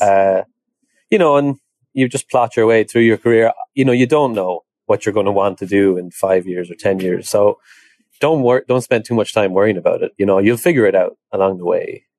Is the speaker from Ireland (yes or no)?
yes; Ireland; moved away as an adult; also born or lived in Dublin, Ireland; now in United States; So I come from Ireland originally. Um, I grew up in a horse, horsey background, like a lot of people in Ireland do.